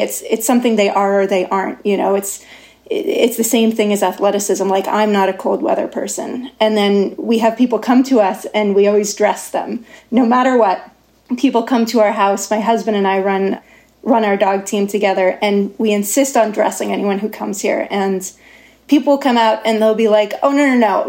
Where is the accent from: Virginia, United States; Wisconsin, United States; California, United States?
California, United States; Davis; moved away as an adult; also born or lived in Norway; I grew up in Davis